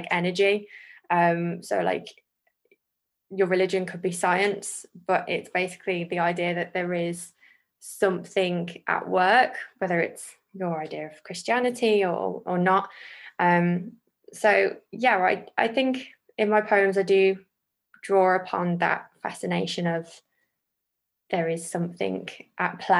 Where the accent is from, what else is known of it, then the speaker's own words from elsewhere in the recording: the Black Country, West Midlands, United Kingdom; I was born and currently live in the Black Country